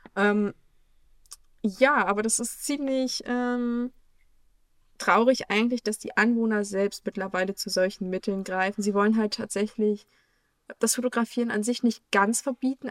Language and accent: German; Germany; uns in Deutschland